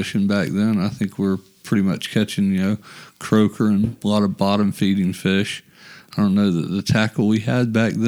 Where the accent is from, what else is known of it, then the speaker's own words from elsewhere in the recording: Jacksonville, Florida, United States; also born or lived in Middleburg, Florida; I'm from Jacksonville, Florida, born and raised here, grew up in Arlington